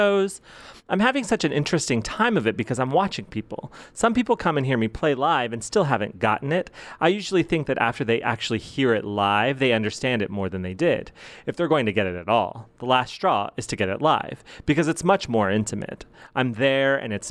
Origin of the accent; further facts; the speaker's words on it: the South, United States; I was born in the South